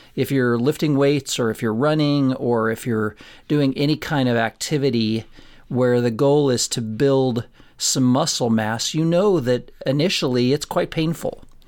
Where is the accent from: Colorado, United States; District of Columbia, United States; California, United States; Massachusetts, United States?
Colorado, United States; Florence; Florence, my hometown that I grew up